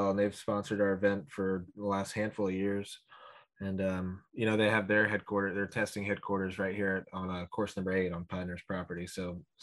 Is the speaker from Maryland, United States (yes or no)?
yes; Potomac, Maryland, United States; now in Pinehurst, United States; I grew up in Potomac, Maryland